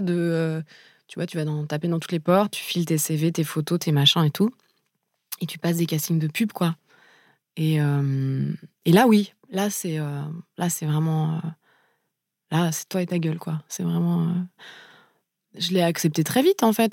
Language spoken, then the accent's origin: French; Paris, Île-de-France, France; j'ai grandi à Paris